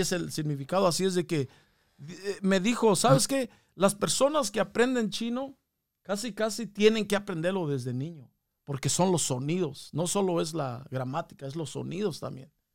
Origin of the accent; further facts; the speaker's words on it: Mexico; now in United States; nosotros somos, somos de México, carnal, somos de, venimos de México